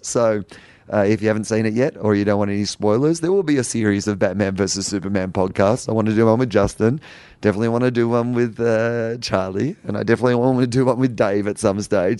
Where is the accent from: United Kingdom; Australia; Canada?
Australia; Sydney, New South Wales; It's my hometown